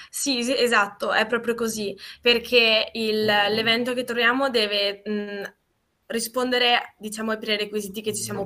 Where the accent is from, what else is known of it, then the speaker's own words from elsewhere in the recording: Trentino-Alto Adige, Italy; moved away as an adult; now in Milan, Italy; sono trentina, però adesso sto vivendo a Milano